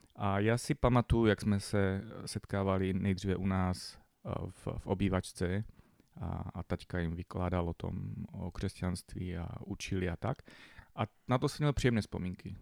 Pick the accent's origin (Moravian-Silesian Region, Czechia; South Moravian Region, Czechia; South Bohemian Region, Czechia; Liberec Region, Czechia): Moravian-Silesian Region, Czechia; Bohumín; vyrůstal jsem v Bohumíně, městečko